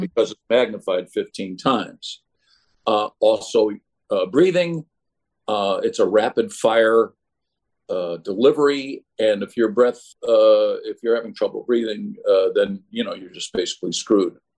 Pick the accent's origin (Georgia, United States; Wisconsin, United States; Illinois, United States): Illinois, United States; Chicago; when I grew up in Chicago